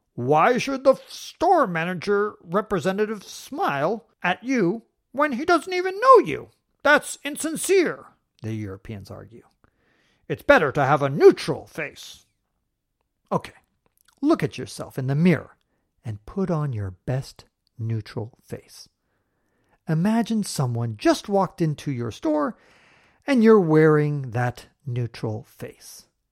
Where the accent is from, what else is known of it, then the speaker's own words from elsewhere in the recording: United States; I grew up in America, the land of the smiles